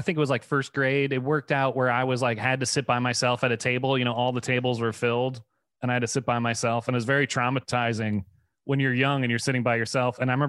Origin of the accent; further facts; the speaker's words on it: Washington, District of Columbia, United States; Washington, D.C., Virginia.